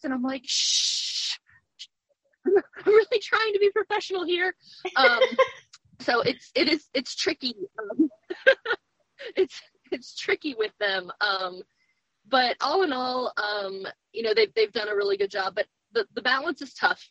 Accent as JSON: {"language": "English", "town": "Roanoke", "region": "Virginia", "country": "United States", "tie": "born or raised there", "said": "I am from Virginia. I grew up in Roanoke and have spent most of my life here"}